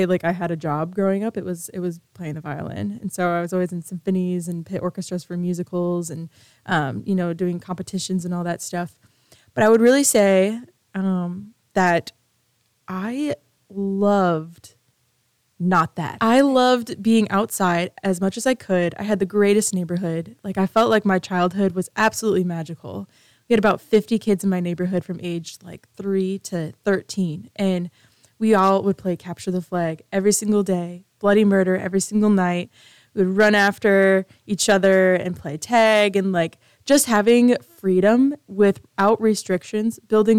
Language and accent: English; Grand Rapids, Michigan, United States; I am from Michigan. But I'm on the west side of the state, Grand Rapids, Michigan